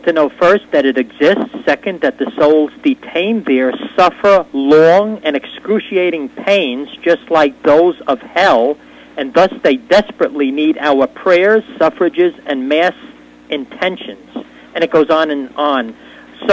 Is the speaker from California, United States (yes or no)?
no; New York, United States; moved away as an adult; also born or lived in Astoria, Queens, New York; now in Easton, United States; I grew up in the Roman Catholic system, New York. I was born in Astoria, Queens, moved out to Long Island